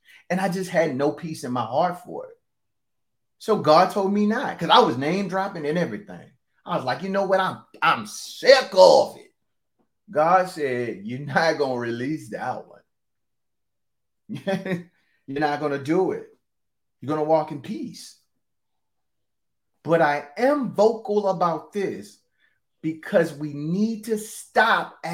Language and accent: English; the Bible Belt, Southern United States, United States; I'm from the Bible Belt.